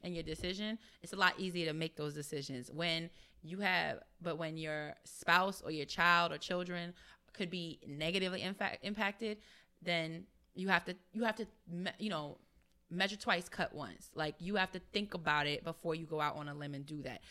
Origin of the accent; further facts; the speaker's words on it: New York, United States; I'm from New York